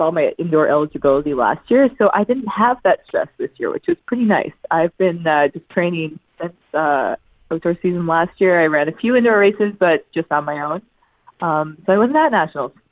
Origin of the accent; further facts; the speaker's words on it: Newfoundland and Labrador, Canada; watching that from home in Newfoundland. So I was 13 at the time